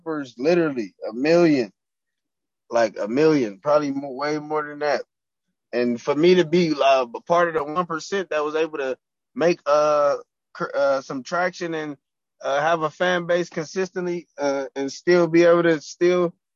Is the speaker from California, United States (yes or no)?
yes; Compton, California, United States; I'm from Compton.